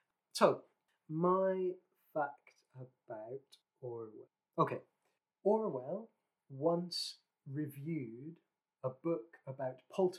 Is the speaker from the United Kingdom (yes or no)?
yes; Scotland, United Kingdom; I'm from... You probably can't hear it in my accent, but I'm from Scotland, and God, I could go off on one about where people think I'm from based on how I speak